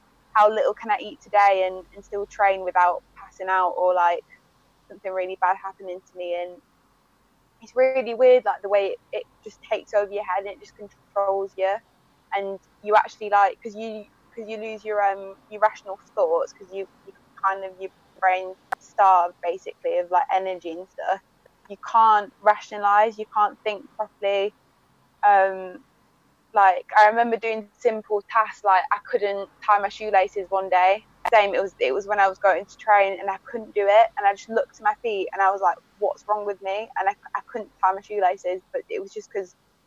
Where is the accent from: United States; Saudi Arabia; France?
France; moved away; also born or lived in Bolton, England; I was born in England, and then from the age of, I was about 18 months, we decided to move to France.